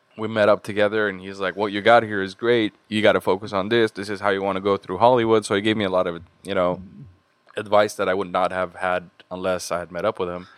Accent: Beirut, Beirut Governorate, Lebanon; moved away as an adult; also born or lived in Boston, United States; now in Los Angeles, United States; I grew up in Beirut for the big majority of my life

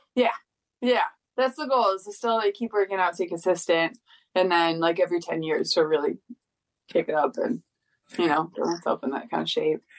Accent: Detroit, Michigan, United States; moved away; I'm from Detroit originally.

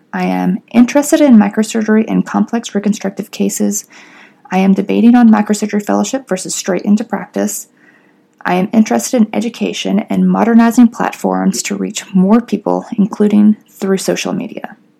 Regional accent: Fort Payne, Alabama, United States; moved away as an adult; also born or lived in Pennsylvania / New Orleans; now in Atlanta, United States; I'm originally from Fort Payne, Alabama

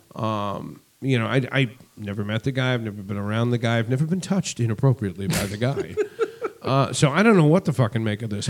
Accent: Boston, Massachusetts, United States; I'm from Boston

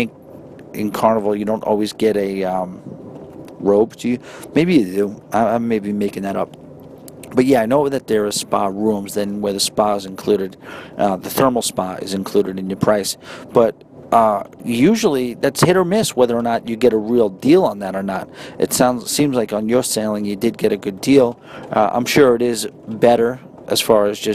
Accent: New York, United States; accent: New York; my New York accent

